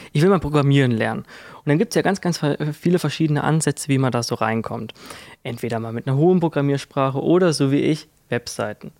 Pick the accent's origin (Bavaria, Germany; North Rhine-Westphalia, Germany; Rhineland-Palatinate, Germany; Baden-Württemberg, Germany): Bavaria, Germany; Kirchheim; ich komme ja aus Kirchheim, also Kirchheim bei Würzburg